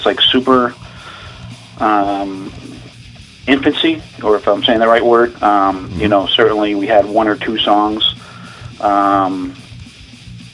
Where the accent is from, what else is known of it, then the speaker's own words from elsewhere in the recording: Fitchburg, Massachusetts, United States; I'm from Fitchburg, Mass.